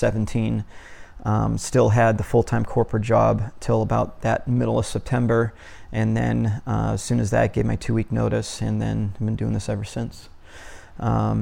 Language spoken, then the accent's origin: English; Massachusetts, United States; moved away as an adult; I was born in Massachusetts, whenever I used to live there